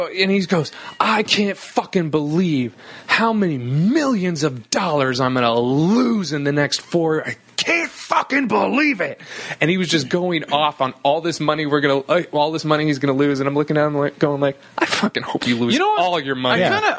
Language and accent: English; Sonoma, California, United States; now in San Francisco, United States; "Oh, where are you from?" I go, "Sonoma."